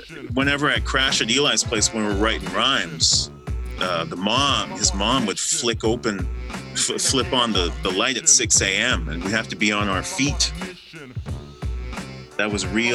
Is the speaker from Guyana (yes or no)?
yes; Guyana; moved away; So I'm from Guyana. I was born in Guyana.